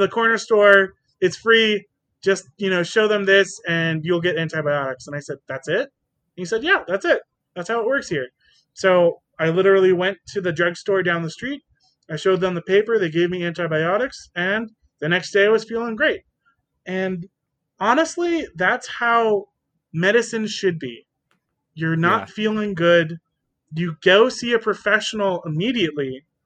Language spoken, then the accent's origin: English; Denver, Colorado, United States; also born or lived in Israel; I moved out of Israel when I was very young, about a year and a half old. And I came to live in Denver, Colorado.